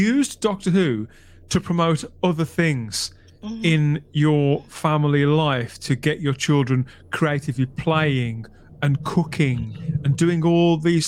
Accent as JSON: {"language": "English", "country": "United Kingdom", "said": "as the British as a people"}